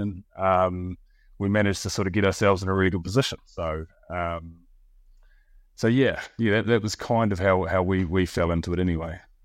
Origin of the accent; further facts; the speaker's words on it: New Zealand; now in Bristol, United Kingdom; my wife is, uh, is, is French and I'm from New Zealand.